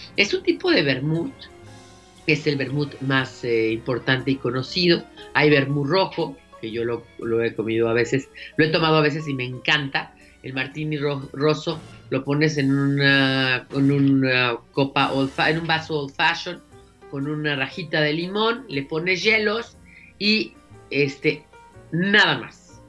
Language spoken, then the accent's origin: Spanish; Mexico City, Mexico; Los dos somos chilangos, nosotros vivimos en la Ciudad de México